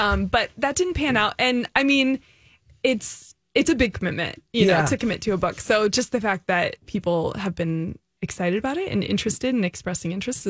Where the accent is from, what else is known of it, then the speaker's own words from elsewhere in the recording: California, United States; now in St. Paul, United States; I'm from California.